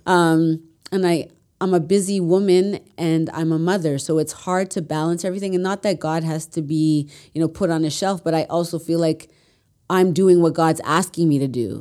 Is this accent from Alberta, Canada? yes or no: no; Mississauga, Ontario, Canada; also born or lived in Etobicoke, Toronto; I grew up in Mississauga